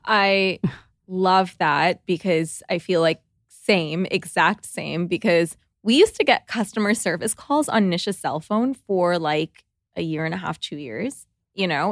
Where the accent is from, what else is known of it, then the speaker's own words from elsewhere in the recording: Toronto, Ontario, Canada; we're from Toronto